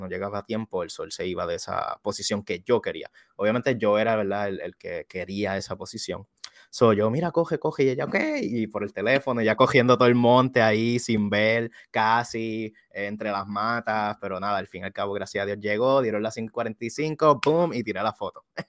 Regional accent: Juana Díaz, Puerto Rico; yo soy de Juanadía, Puerto Rico

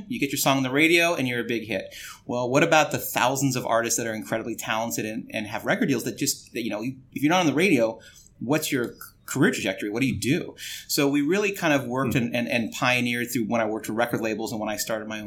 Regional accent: Los Angeles, California, United States; I grew up in Los Angeles

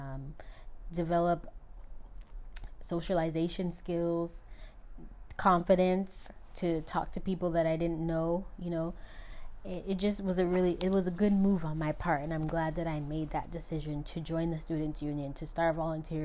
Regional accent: United States; I am American.

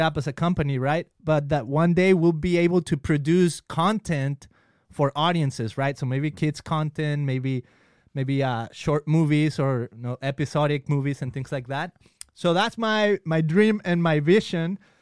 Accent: Guadalajara, Jalisco, Mexico; moved away; when I was in Mexico, I grew up in Guadalajara

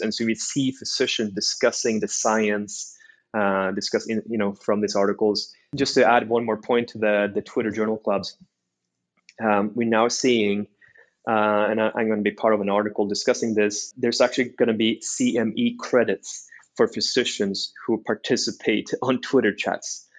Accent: Norway; moved away as an adult; also born or lived in China; now in United States; I was born and raised in Norway

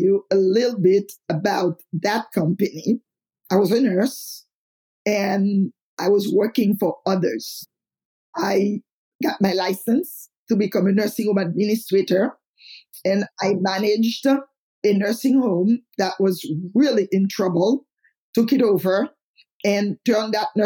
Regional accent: Haiti; moved away; I am from Haiti

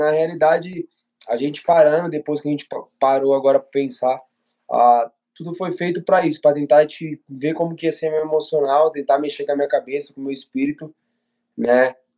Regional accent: Brazil; Nós que somos brasileiros

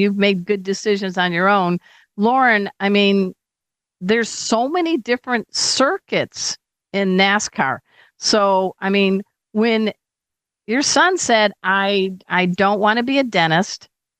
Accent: Crown Point, Indiana, United States; Did you guys know I'm from Indiana?

